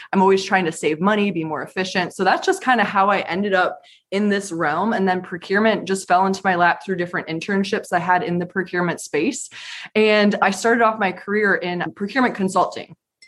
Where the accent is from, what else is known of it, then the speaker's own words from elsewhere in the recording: Michigan, United States; now in Raleigh, United States; I'm currently in Raleigh, North Carolina from the Michigan area.